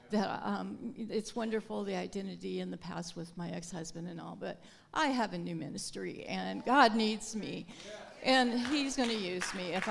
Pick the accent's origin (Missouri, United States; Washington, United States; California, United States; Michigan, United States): Washington, United States; Longview; I'm from Longview, Washington.